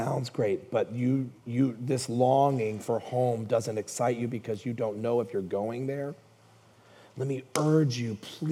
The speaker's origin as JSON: {"language": "English", "town": "Hayward", "region": "California", "country": "United States", "tie": "born or raised there", "said": "I grew up in Hayward"}